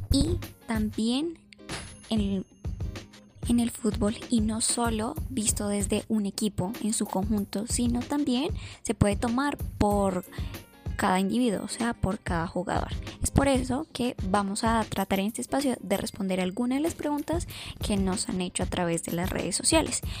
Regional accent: Colombia; entonces me pongo la camisa, digo que soy de Colombia, me siento orgulloso por ser colombiano

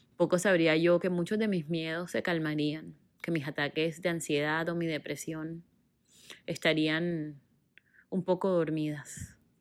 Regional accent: Barranquilla, Atlántico, Colombia; moved away as an adult; also born or lived in Bogotá, Colombia; Yo nací en Barranquilla, Colombia, en la costa caribe de mi país

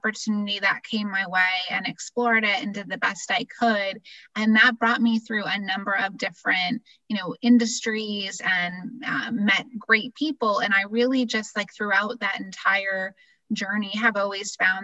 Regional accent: Massachusetts, United States; moved away as an adult; also born or lived in Pennsylvania / Florida; I grew up in Massachusetts and then school in Pennsylvania.

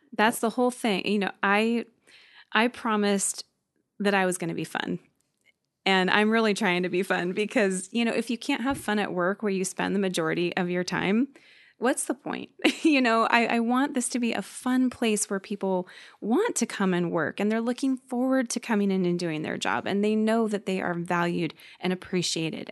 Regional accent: Gig Harbor, Washington, United States; also born or lived in Seattle, Washington / Bremerton, Washington; I moved here in nineteen eighty-two with my family

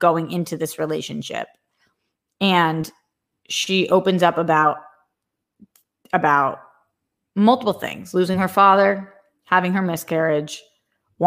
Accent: United States; I was born in America. I am American.

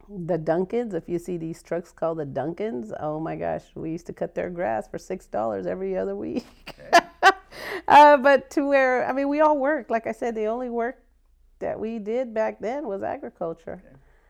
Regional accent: Buckeye, Arizona, United States; Buckeye, Arizona

